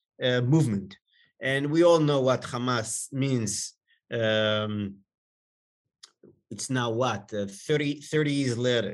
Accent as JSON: {"language": "English", "town": "Jerusalem", "region": "Jerusalem District", "country": "Israel", "tie": "born or raised there", "said": "I grew up in Jerusalem. Both my parents came from France. They made Aliyah."}